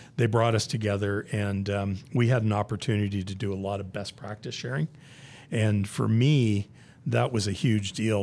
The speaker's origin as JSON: {"language": "English", "region": "Southern Ontario", "country": "Canada", "tie": "born or raised there", "also_born_or_lived": "Hamilton, Ontario", "moved": "as an adult", "lives_now": "United States", "said": "born and raised in Southern Ontario"}